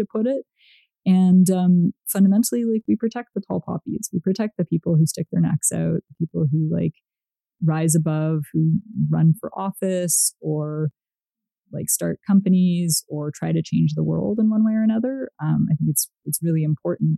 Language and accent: English; Canada; moved away as an adult; also born or lived in United States; I am from Canada